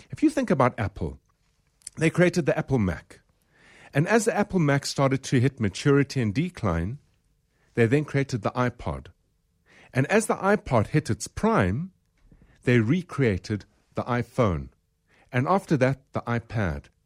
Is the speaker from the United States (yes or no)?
no; South Africa; we're from South Africa